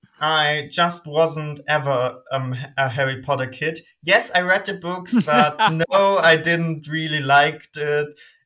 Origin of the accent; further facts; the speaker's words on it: Germany; English is a second language; Hey, I'm …. I'm from Germany. I'm 18, so I represent Gen Z, I guess.